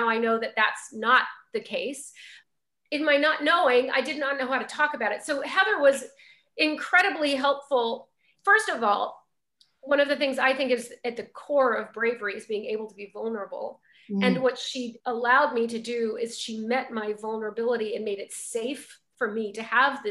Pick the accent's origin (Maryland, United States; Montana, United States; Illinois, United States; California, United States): Montana, United States; I grew up in Montana in a very wonderbred community.